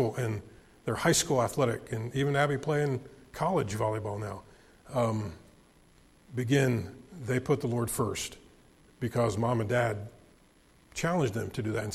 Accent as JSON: {"language": "English", "country": "United States", "tie": "born or raised there", "said": "I love the United States of America, and I'm thankful I was born in this country"}